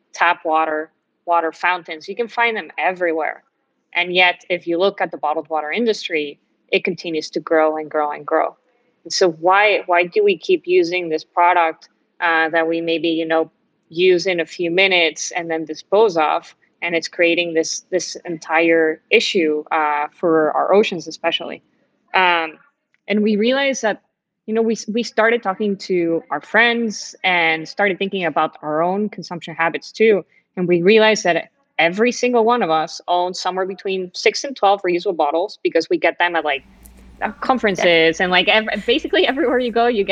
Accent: Mexico; moved away as an adult; also born or lived in Miami, United States; I grew up in Mexico

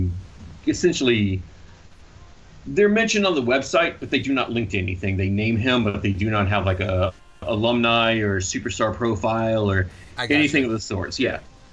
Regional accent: Fayetteville, Georgia, United States; I grew up in Fayetteville, Georgia, which is 20 minutes outside of Atlanta.

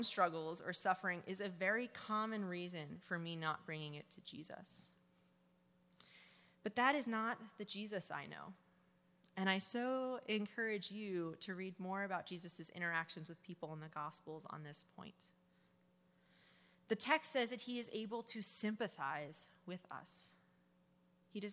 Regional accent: New Jersey, United States; I am from New Jersey

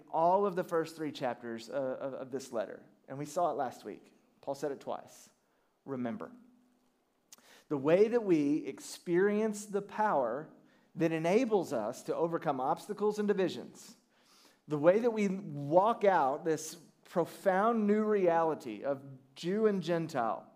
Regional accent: United States

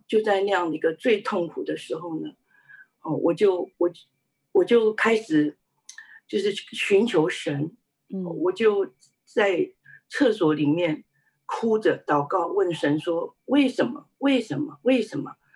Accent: Taiwan; 我是在台湾出生的，呃，我的家里是一个拜偶像的家庭，虽然我们不是一个，呃，富有的家庭，但是却是一个和乐的家庭

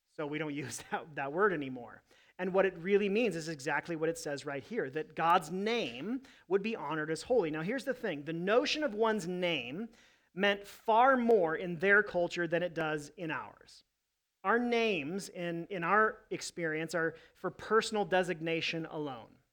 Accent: United States; I love being an American

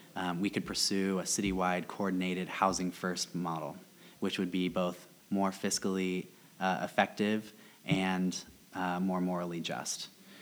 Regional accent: Topeka, Kansas, United States; now in Lawrence, United States; I'm from Topeka, we always vote blue too.

